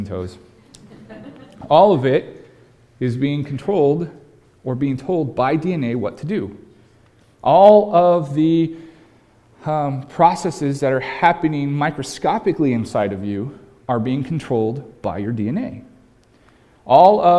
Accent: California, United States; now in Pacific Northwest, United States; my home state of California

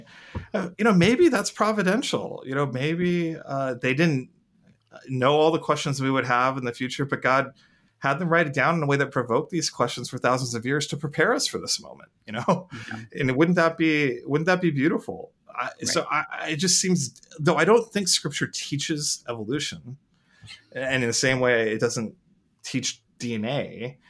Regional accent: India; moved away; I'm an Indian, and I'm an Indian immigrant

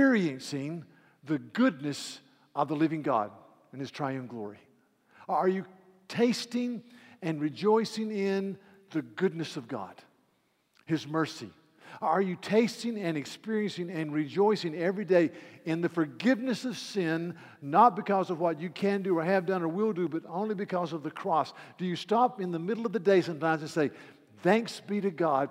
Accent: East Coast, United States; I'm from the East Coast

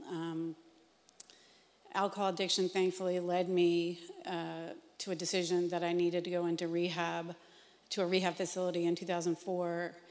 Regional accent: Ellicott City, Maryland, United States; I grew up in Ellicott City, Maryland, in a non Christian home with five siblings.

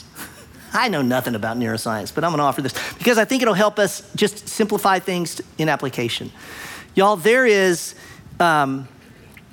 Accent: United States; I'm American, half Japanese, American

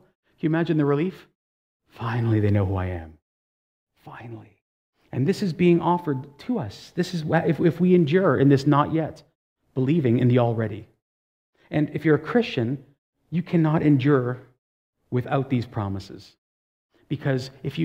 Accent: Toronto, Ontario, Canada; resident of Toronto, born in Toronto

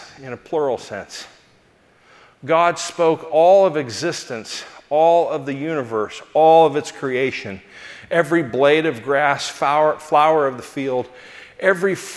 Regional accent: Los Angeles, California, United States; I was from Los Angeles

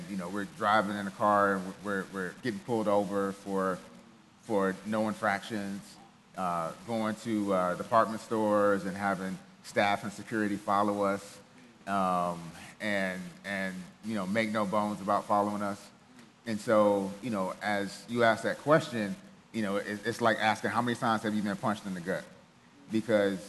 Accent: Cleveland, Ohio, United States; moved away; also born or lived in Germany; I grew up in Ohio, grew up in Cleveland, single parent household

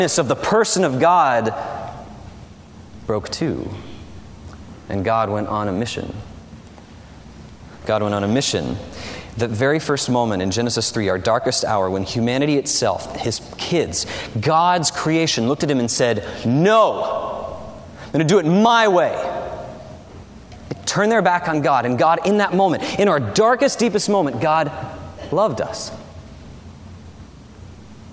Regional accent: the South, United States; a city in the south where I grew up, where monster truck driving is popular

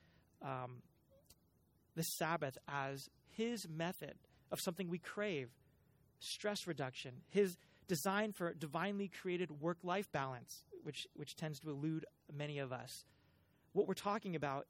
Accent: Cupertino, California, United States; I am a child of the Bay Area. I grew up in Cupertino

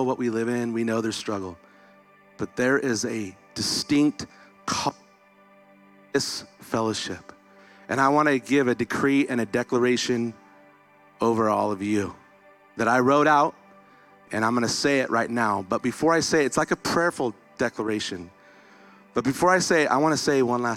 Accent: Visalia, California, United States; moved away; When I came back into Visalia today, my hometown, these are my peeps

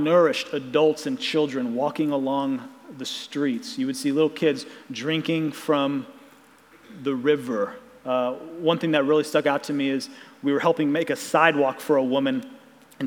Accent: Ozark, Missouri, United States; I was born and raised in Ozark, and so there's kind of this Southwest Missouri Ozark bubble that I was raised

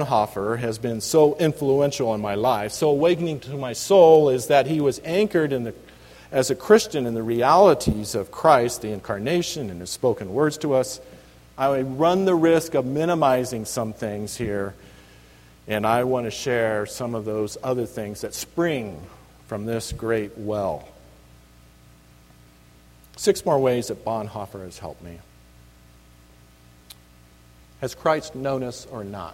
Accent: Reedley, California, United States; moved away as an adult; now in Alaska, United States; This is the little town I grew up in, California

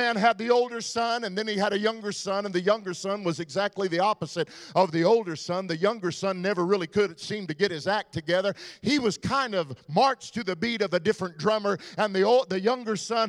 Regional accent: Texas, United States; I'm from Texas

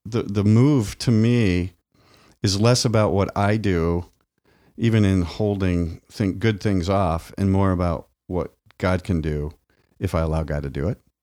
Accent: Midwest, United States; my grandparents even would sit on the, on the porch in the farm growing up in the Midwest

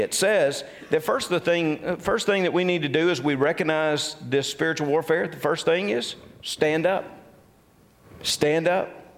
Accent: Tupelo, Mississippi, United States; I grew up in the Tupelo, Mississippi area

